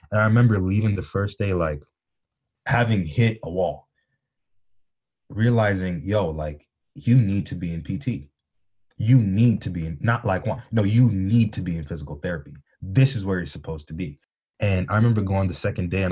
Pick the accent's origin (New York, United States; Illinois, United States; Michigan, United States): Michigan, United States; growing up in Michigan